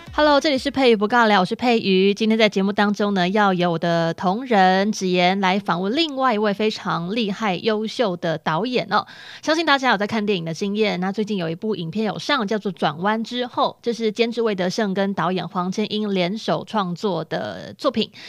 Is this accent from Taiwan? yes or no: no; Hong Kong; 我是香港人